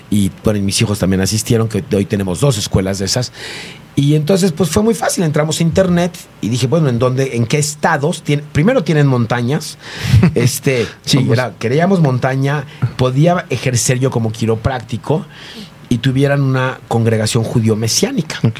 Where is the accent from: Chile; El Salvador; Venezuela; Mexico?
Mexico; de México